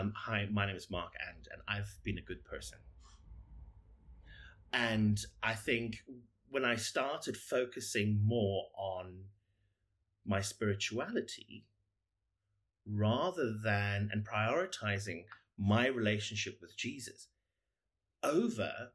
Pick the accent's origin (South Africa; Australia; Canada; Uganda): South Africa; now in United Kingdom; I am South African, but I've lived in the UK for many years.